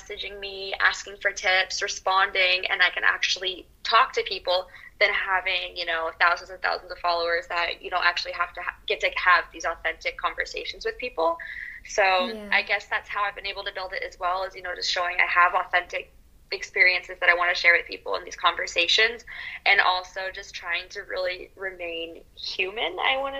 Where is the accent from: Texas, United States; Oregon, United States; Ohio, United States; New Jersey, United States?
Oregon, United States; Portland; accent: American; moved away as an adult; also born or lived in Dijon, France; now in France; I grew up in Portland, Oregon, but I have been spending the last 13 years living in France.